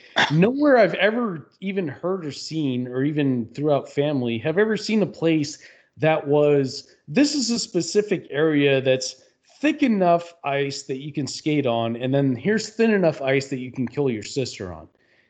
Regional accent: Canada; my family expected me to know how to ice skate based off the fact that I'm Canadian

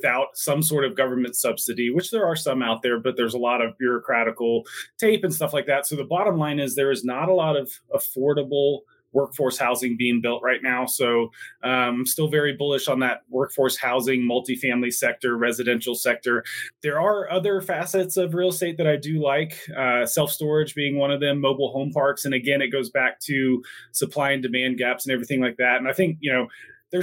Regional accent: Plano, Texas, United States; moved away as an adult; also born or lived in Durango, Colorado; now in Denver, United States; I grew up in Plano, Texas, went to Texas A&M

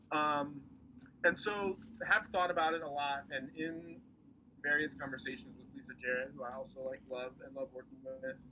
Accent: East Coast, United States; moved away as an adult; now in Portland, United States; I am from the East Coast, so like came out here for school

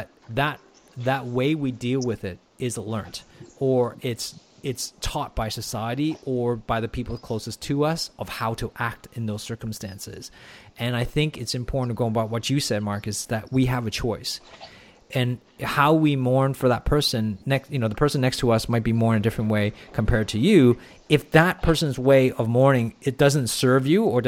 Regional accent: Canada; also born or lived in Hong Kong; now in Australia; I grew up in Canada my entire life. But I lived in Hong Kong for 4 years.

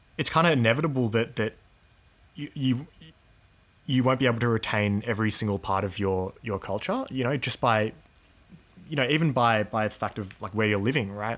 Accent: Australia; growing up in Australia um, has a you know big influence on my value system

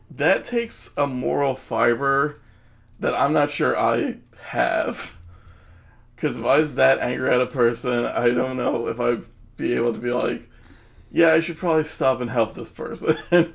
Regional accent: New Jersey, United States; we're from Jersey

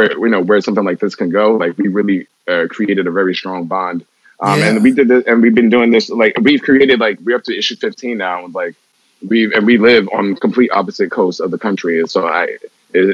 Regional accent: New York, United States; Growing up in New York

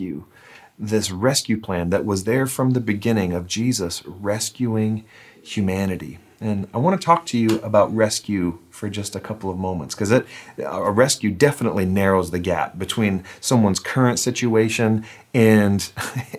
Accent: United States; I'm an American

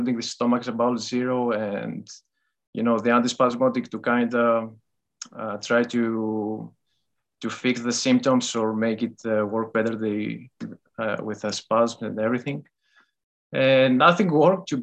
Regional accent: Greece; English is a second language; moved away as an adult; now in Netherlands; Greece. Yes, I was originally born in Greece, but I live in the Netherlands for the last 2 years or so.

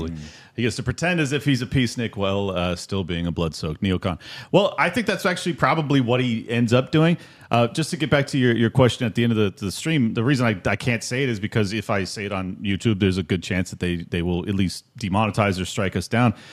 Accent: Nigeria; Uh, I'm Nigerian.

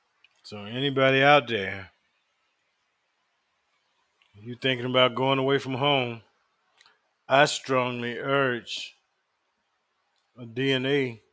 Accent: the South, United States; I thought all black girls knew how to braid because I was growing up in the South.

